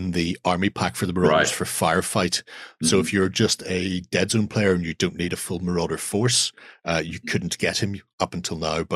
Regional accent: Ireland; being Irish

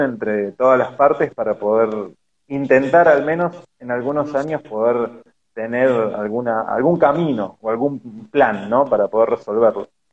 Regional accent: Argentina; como argentinos y con toda esa argentinidad que tenemos

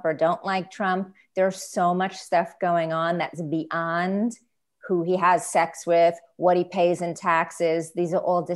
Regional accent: New York, United States; I'm from New York, born and raised, and I'm leaving New York

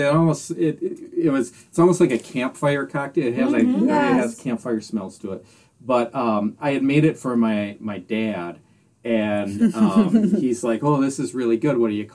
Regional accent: Southern Door County, Wisconsin, United States; I grew up in Southern Door County, around cherry orchards.

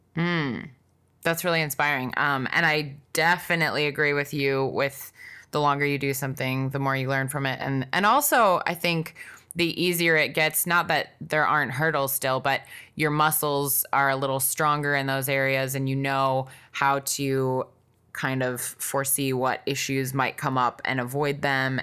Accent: Wisconsin, United States; I grew up in Wisconsin

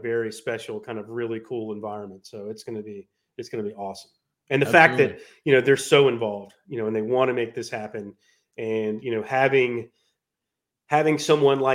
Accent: Charlotte, North Carolina, United States; I'm from Charlotte

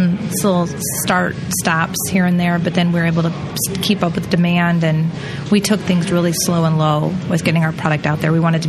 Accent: Palos Verdes, California, United States; moved away as an adult; also born or lived in Madison, Wisconsin; now in Stoughton, United States; I am from Palos Verdes, California.

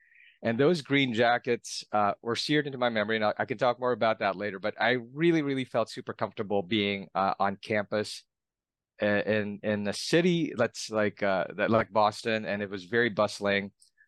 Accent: Philippines; now in United States; I was actually born and raised overseas. I was born and raised in the Philippines.

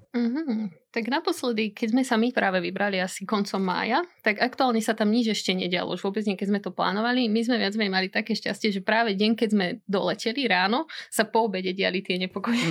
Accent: Liptov, Žilina Region, Slovakia; moved away as an adult; now in Bratislava, Slovakia; ja som rodená Liptáčka

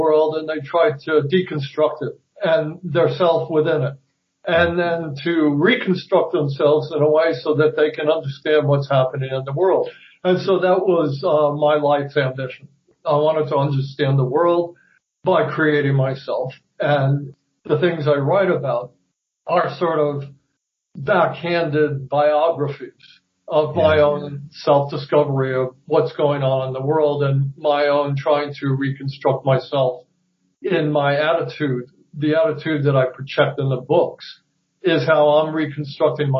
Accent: 30 miles north of New York City, United States; I grew up about 30 miles north of New York City

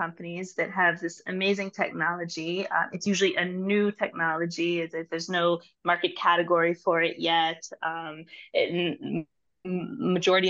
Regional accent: St. Louis, Missouri, United States; moved away as an adult; now in Israel; I am originally from St. Louis, Missouri, but I moved to Israel, I think, more than 20 years ago.

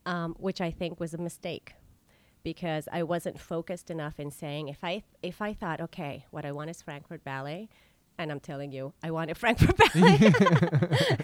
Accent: La Paz, Baja California Sur, Mexico; moved away as an adult; also born or lived in Vienna, Austria; now in United States; the very first ballet school opened up in my hometown

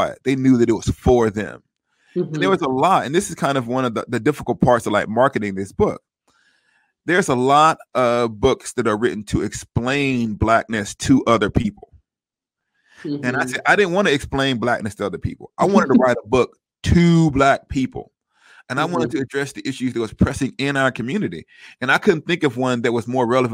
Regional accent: Huntsville, Alabama, United States; I grew up in Huntsville, right down the road from Birmingham.

